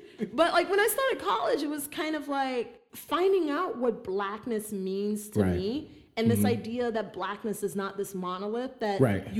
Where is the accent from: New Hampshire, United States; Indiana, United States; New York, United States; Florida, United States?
Florida, United States; Fort Lauderdale; first language Haitian Creole; English is a second language; also born or lived in Jacmel, Haiti / Miami, Florida; But I grew up in Fort Lauderdale. I grew up in Miami. So like, that's heavy Caribbean culture.